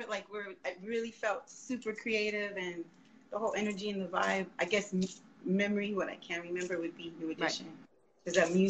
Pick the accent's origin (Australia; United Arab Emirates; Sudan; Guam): Guam; moved away as an adult; I grew up in Guam, and I graduated from Howard, and I went home to Guam